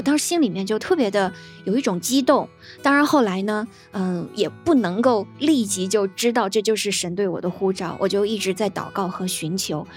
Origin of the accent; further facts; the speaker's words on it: China; 我们在国内